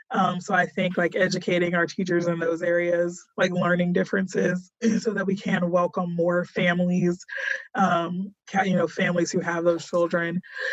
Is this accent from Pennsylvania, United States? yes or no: no; Texas, United States; and I'm a Texan, and I tell people East Texas is still like another country. And I grew up in Texas.